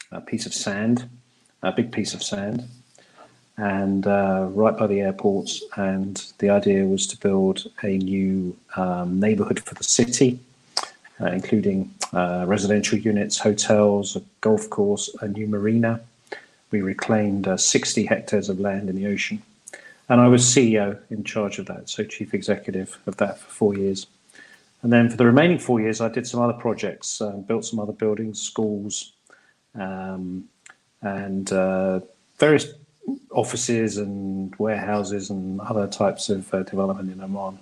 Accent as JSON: {"language": "English", "country": "United Kingdom", "tie": "born or raised there", "also_born_or_lived": "Middle East", "moved": "as an adult", "said": "I'm British by birth"}